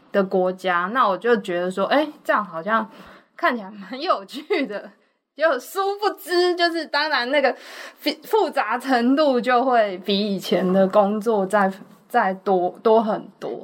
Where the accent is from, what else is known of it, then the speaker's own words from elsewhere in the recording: Changhua County, Taiwan; also born or lived in Singapore; now in Taipei, Taiwan; 我老家就是在彰化嘛，嗯。所以那个求学就业之后就都在台北